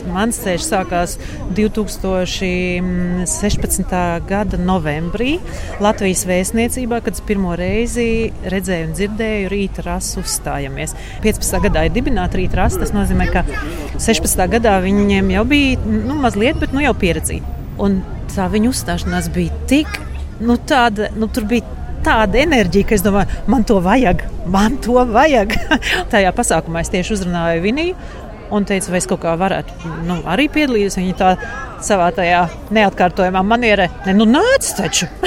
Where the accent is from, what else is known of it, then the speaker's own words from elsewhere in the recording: Rēzekne, Latgale, Latvia; now in Berlin, Germany; no Rīgas pēc tam līdz Rēzaknē, kur ir mana vecāka māja